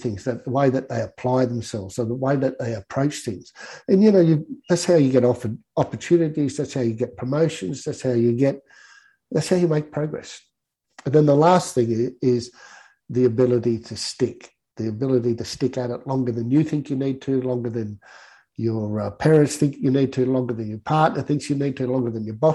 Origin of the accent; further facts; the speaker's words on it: Guyra, New South Wales, Australia; moved away; also born or lived in Sydney; growing up in Gaira, whether it was the fact that it was a small country town